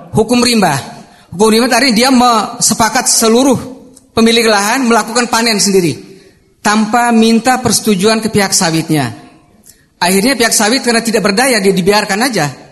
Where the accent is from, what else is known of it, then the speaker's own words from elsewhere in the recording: Kuala Kapuas, Central Kalimantan, Indonesia; di daerah saya, Kuala Kapuas